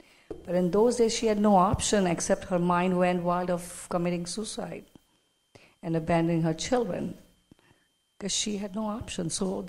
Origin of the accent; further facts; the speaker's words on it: India; moved away; we grew up in India. We all three are from India, we all grew up there.